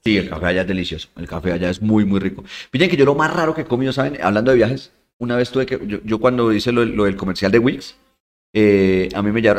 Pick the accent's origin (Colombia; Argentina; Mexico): Colombia; Santander; ahí de mi tierra, de Santander